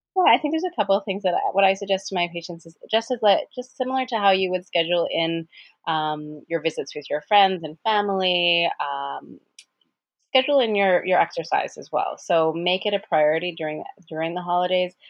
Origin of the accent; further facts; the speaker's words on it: Edmonton, Alberta, Canada; moved away; I'm from Edmonton originally, and so a lot of my friends live there